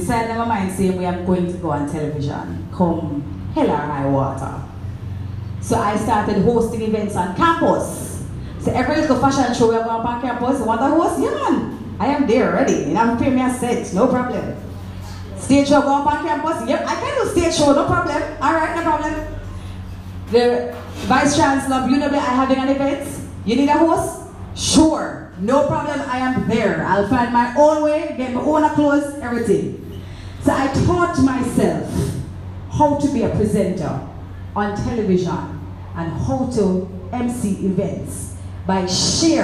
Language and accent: English; Clarendon, Jamaica; I'm from Clarendon